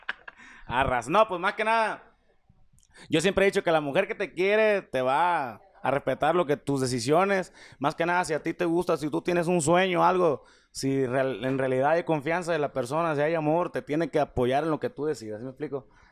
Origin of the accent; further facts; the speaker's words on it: Puerto Vallarta, Jalisco, Mexico; yo soy de Puerto Vallarta